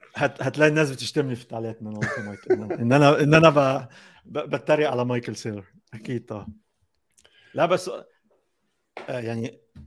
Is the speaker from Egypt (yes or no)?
yes; Egypt; احنا آه، كمصريين كمصريين